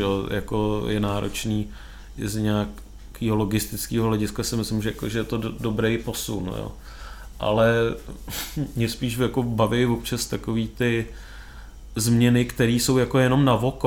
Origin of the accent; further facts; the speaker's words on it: Czechia; u nás